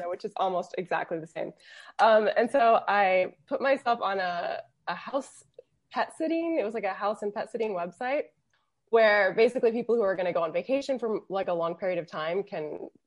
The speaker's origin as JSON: {"language": "English", "region": "Florida", "country": "United States", "also_born_or_lived": "London / Interlaken", "moved": "as an adult", "lives_now": "Switzerland", "said": "I'm from Florida. Florida's very, very flat"}